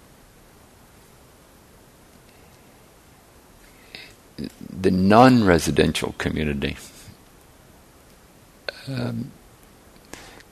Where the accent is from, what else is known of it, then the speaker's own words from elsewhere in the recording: Ireland; now in San Francisco Bay Area, United States; I grew up in Ireland, and the neighborhood was sort of a stable entity